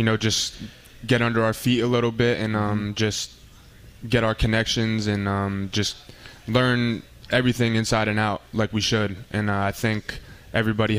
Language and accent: English; Easton, Pennsylvania, United States; also born or lived in Woodbridge, New Jersey; I like to say I'm from Easton. You know, a lot of people don't know what it is, but you know, I'm proud to be from there and grow up there